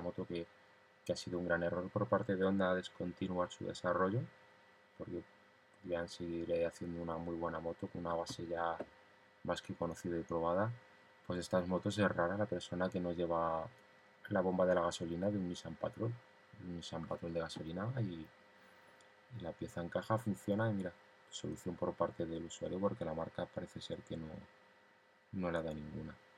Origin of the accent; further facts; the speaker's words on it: Madrid, Community of Madrid, Spain; como decimos en la capital, eh, soy de aquí, de Madrid